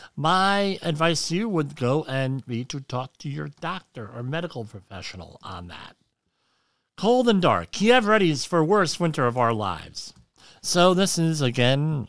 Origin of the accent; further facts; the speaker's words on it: New Jersey, United States; now in Rockland County, New York, United States; I'm from New Jersey